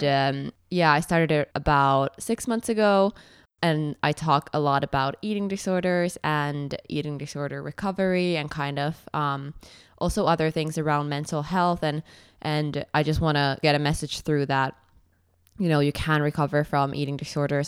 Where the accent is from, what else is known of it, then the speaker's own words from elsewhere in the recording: Finland; moved away; also born or lived in Edinburgh; I'm from Finland